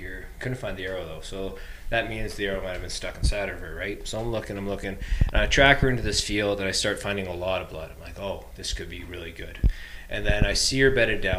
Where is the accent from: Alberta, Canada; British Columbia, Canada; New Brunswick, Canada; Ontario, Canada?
Alberta, Canada; Bow Valley; growing up in the Bow Valley